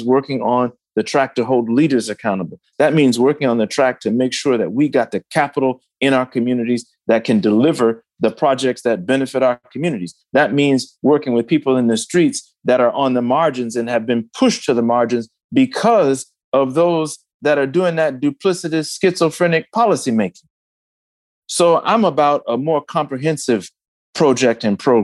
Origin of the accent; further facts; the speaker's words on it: Detroit, Michigan, United States; my home state of Michigan